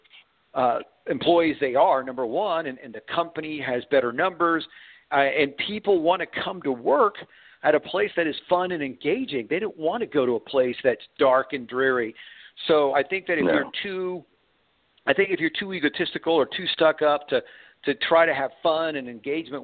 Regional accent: Houston, Texas, United States; I grew up in Houston, Texas, so I'm very familiar with HEB

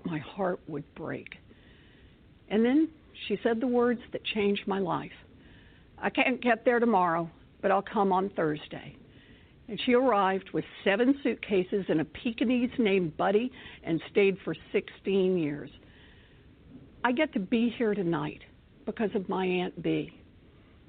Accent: Oklahoma, United States; moved away as an adult; also born or lived in Texas; As a little girl growing up in Oklahoma

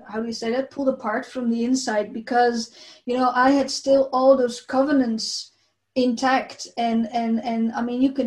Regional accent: Netherlands; I came from the Netherlands, and the Netherlands is a country, a big part of the Netherlands is actually under the sea level

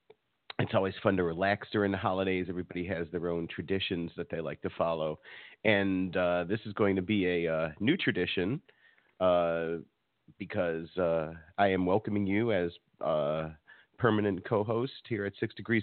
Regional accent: Chicago, Illinois, United States; The only tradition we had growing up in Chicago was going down to what's now, unfortunately, Macy's.

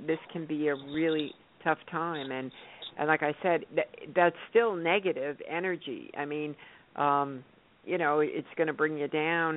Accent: New York, United States; moved away; I grew up in New York

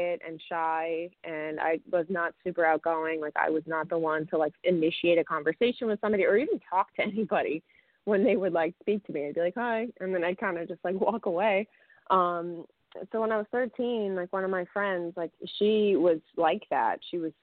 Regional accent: Saddle Brook, New Jersey, United States; I grew up in Bergen County in a small little town called Saddlebrook

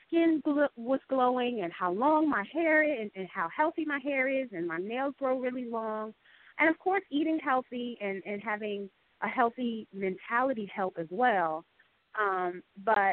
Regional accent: New Jersey, United States; I was born in New Jersey, born and raised in New Jersey

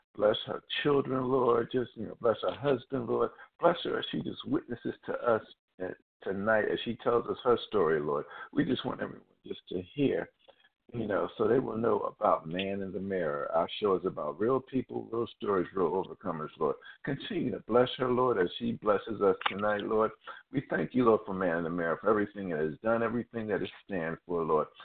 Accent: Philadelphia, Pennsylvania, United States; now in Baltimore, United States; my hometown as well, as we all know, Philadelphia.

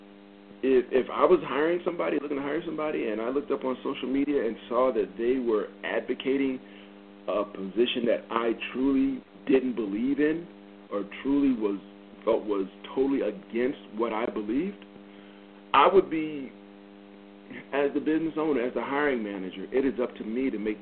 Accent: the North, United States; moved away as an adult; now in the South, United States; I grew up in the North. I now live in the South.

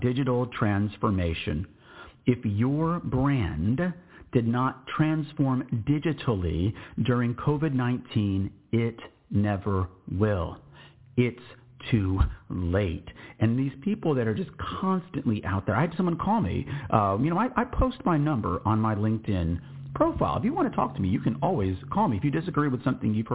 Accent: Texas, United States; I'm just an American. I'm a Texan.

